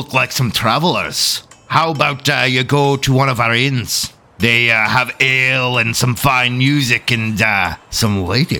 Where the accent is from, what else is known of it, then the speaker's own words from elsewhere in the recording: Scotland, United Kingdom; I'm fucking Scottish, you fuck.